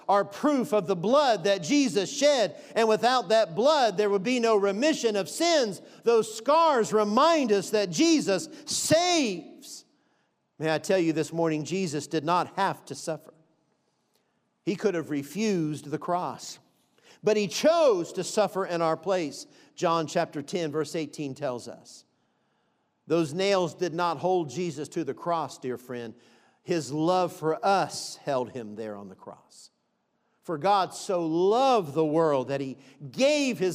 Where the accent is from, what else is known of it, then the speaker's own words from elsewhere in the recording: Florida, United States; moved away; also born or lived in Baltimore, Maryland; I'm from Florida originally. I was born in Baltimore, Maryland, but I spent a lot of years, my high school years, and my mom and dad had residence in Florida for a number of years